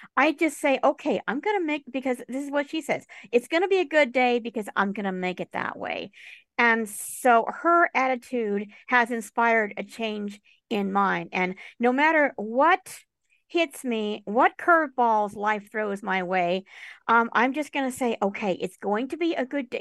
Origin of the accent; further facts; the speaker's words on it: Tucson, Arizona, United States; moved away; also born or lived in New York City / Boulder, Colorado; My parents and I, we moved to Boulder, Colorado. We spent a few years there. And then we moved to Tucson, Arizona